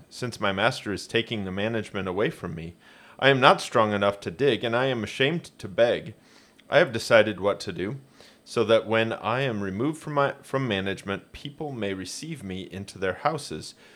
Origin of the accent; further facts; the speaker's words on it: Hoagland, Indiana, United States; I grew up in Hoagland, southeast of Fort Wayne